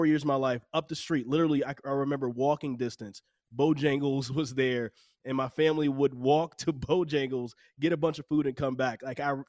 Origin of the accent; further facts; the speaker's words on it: North Carolina, United States; I'm from North Carolina, right? Mm-hmm. I'm 37 years old.